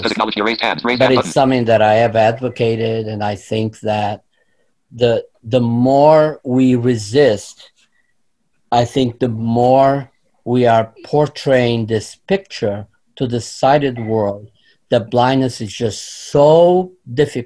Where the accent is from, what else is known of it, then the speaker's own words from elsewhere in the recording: Portugal; moved away as an adult; now in Florida, United States; I grew up in Portugal, moved to this country in my early 20s